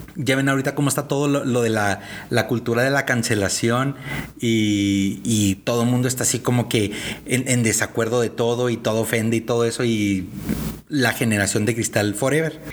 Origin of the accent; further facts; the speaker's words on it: northern Mexico, Mexico; somos tres hermanos norteños